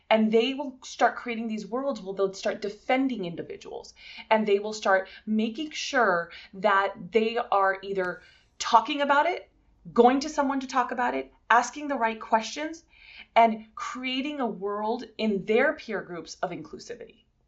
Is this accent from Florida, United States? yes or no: no; California, United States; born there; My mom was born in Santa Monica and I was born in the Valley